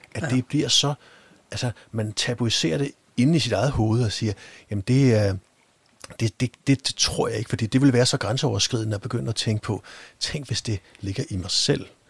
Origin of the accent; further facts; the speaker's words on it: Denmark; vi i hvert fald har som danskere